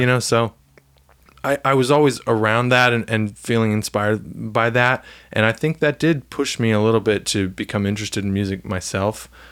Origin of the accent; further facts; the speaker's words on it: Franklin, Tennessee, United States; also born or lived in Ocean City, New Jersey; I really grew up in Franklin